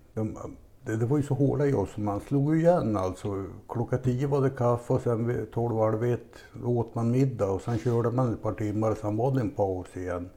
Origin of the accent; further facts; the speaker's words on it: Lindesberg, Örebro County, Sweden; born or raised there